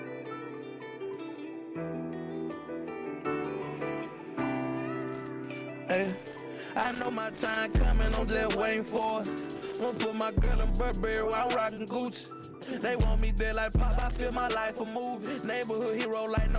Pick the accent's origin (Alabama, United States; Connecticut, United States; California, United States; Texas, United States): Alabama, United States; Orrville; I'm from Orville, Alabama.